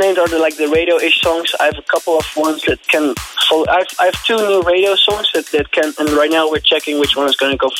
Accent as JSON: {"language": "English", "country": "Netherlands", "second_language": "English", "said": "we're both from the Netherlands"}